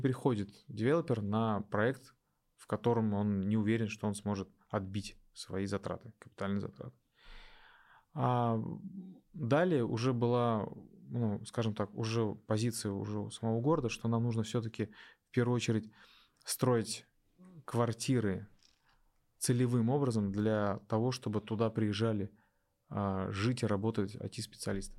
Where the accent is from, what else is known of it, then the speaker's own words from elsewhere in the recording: Neftekamsk, Bashkortostan, Russia; moved away as an adult; also born or lived in Ufa; now in Innopolis, Russia; Я в Нефтекамске э, практически все детство провел